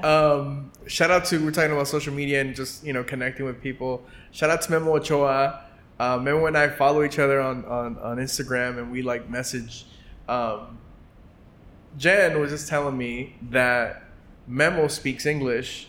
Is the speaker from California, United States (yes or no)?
yes; Los Angeles, California, United States; growing up in Los Angeles in a traditional Mexican household